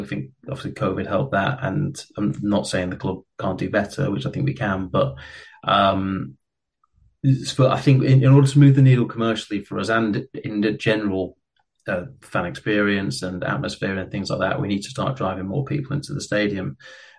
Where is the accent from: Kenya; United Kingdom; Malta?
United Kingdom; Blackpool, North West England; moved away; I'm not from Reading, right? So I'm from Blackpool, actually.